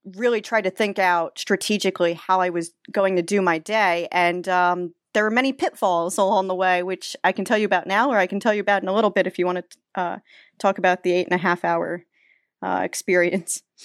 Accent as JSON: {"language": "English", "region": "New Jersey", "country": "United States", "said": "I'm from Jersey, uh, which is near Six Flags Great"}